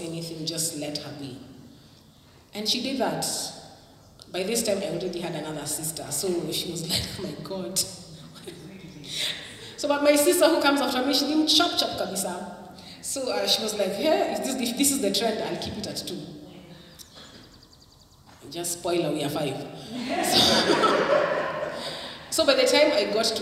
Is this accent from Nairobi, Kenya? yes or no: no; Kisumu, Kisumu County, Kenya; I come from Kisumu